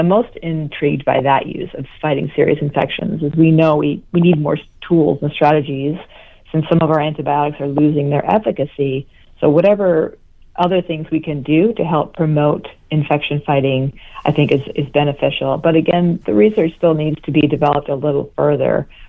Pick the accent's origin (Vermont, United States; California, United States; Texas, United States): Vermont, United States